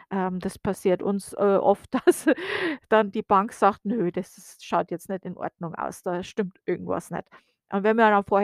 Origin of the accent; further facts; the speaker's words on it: Bavaria, Germany; now in United States; wir kennen den Winter aus Deutschland, also ich komme aus der Oberpfalz und äh, das wird auch Sibirien Deutschlands genannt äh, und das nicht ohne Grund.